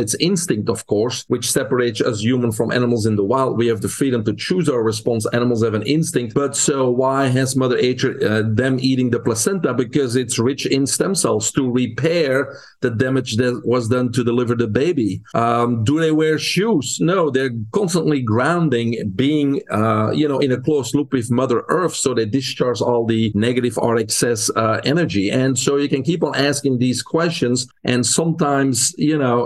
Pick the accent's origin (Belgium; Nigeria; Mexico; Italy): Belgium; English is a second language; moved away as an adult; now in United States; I'm originally from Belgium. That's where I grew up. But I came to the U.S. in 1997